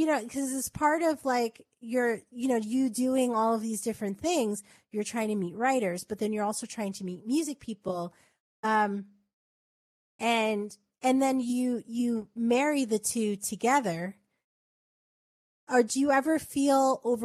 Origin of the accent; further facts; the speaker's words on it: New York City, New York, United States; moved away as an adult; I'm from Flatbush